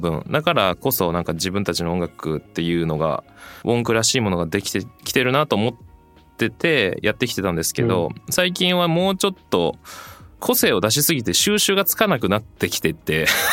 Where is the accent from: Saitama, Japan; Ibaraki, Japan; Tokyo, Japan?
Tokyo, Japan; Setagaya; 僕も東京なんですよ